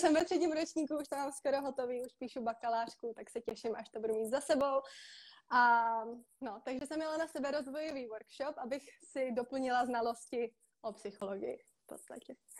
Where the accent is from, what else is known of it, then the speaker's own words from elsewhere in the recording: Czechia; moved away as an adult; also born or lived in Prague, Czech Republic / Most, Czech Republic; now in Bali, Indonesia; A vyrostla jsem na půl v Praze, na půl v Mostě a momentálně žiju na Bali.